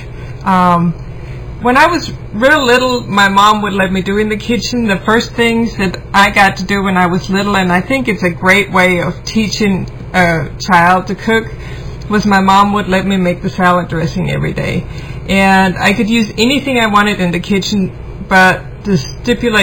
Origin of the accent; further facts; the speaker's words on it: Germany; moved away as an adult; now in United States; I grew up in Germany